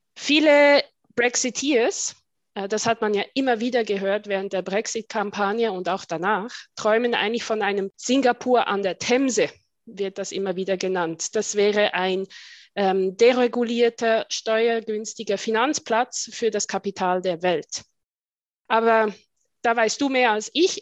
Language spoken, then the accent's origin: German; Switzerland; also born or lived in Brussels / England; ich bezeichne mich oft als äh, Schweizerin mit Außensicht oder Außenblick